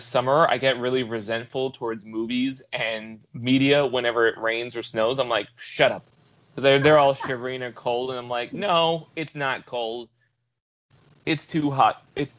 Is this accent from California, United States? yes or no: yes; Southern California, United States; I'm born and raised in Southern California